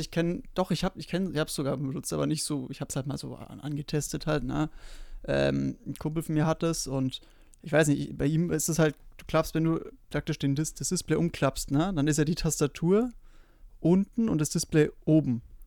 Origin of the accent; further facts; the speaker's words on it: Bavaria, Germany; ich komme aus Bayern